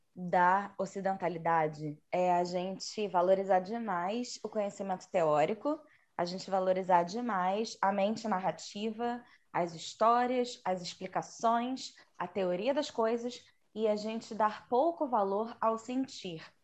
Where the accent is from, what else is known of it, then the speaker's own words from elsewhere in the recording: Rio de Janeiro, Brazil; eu sou carioca